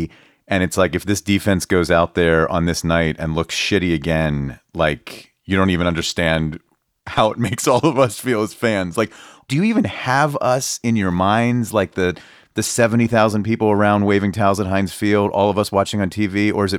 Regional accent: Pittsburgh, Pennsylvania, United States; I grew up in Pittsburgh

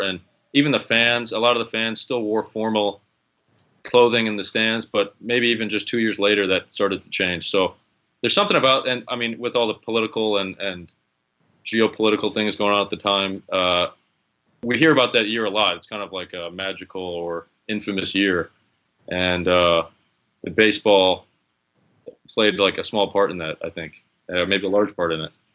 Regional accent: Chicago, Illinois, United States; I grew up in Chicago

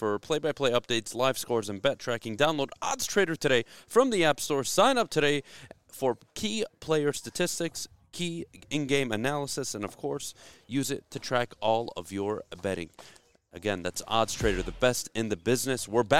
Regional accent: South Korea; I'm from Korea.

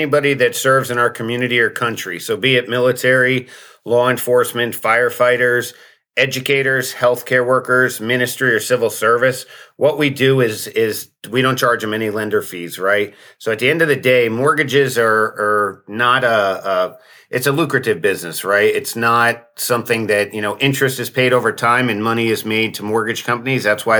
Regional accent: Pennsylvania, United States; moved away; I'm originally from Pennsylvania, but now I live in Florida, like everybody else in the world.

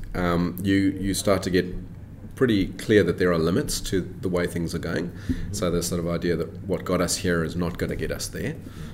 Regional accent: South Africa; I was born and raised in South Africa

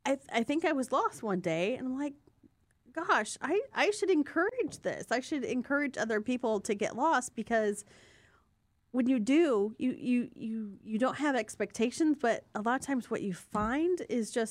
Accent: Fort Wayne, Indiana, United States; I'm from Fort Wayne

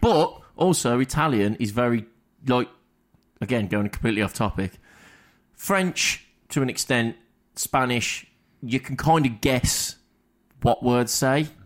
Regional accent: England, United Kingdom; as English, we're very closed off

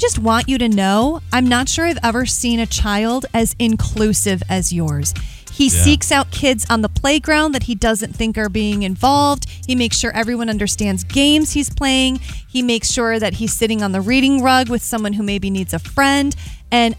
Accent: Michigan, United States; we are a polite people in this state

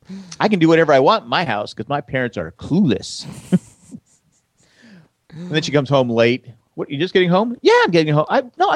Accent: United States; I'm an American.

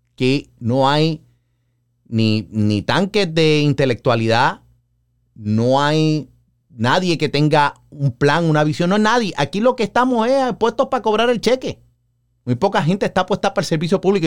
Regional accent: Puerto Rico; Para nosotros el verano, lo que son los meses de mayo, junio, julio, agosto, bueno, todo el año hace calor en Puerto Rico

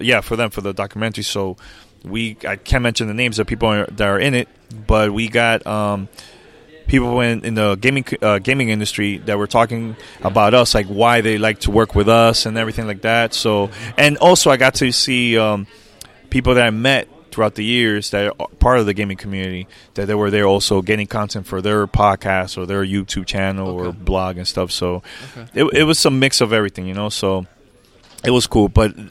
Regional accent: New York, United States; moved away; I'm originally from New York

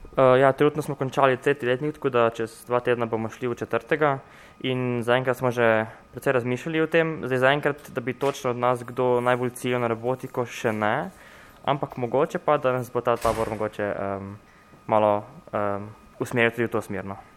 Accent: Novo Mesto, Southeast Slovenia, Slovenia; Mi smo vsi skupaj iz Novega mesta, iz Tejnjačke gimnazije

